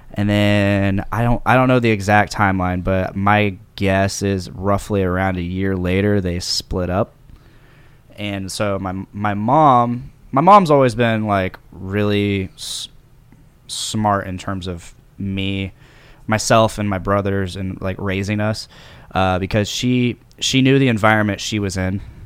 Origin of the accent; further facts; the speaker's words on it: Delphi, Indiana, United States; also born or lived in Lafayette, Indiana; born and raised in Delphi